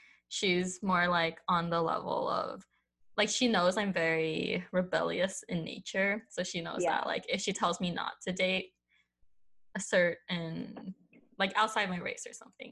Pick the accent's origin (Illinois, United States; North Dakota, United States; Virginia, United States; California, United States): California, United States; I'm from California, where all the Asians are.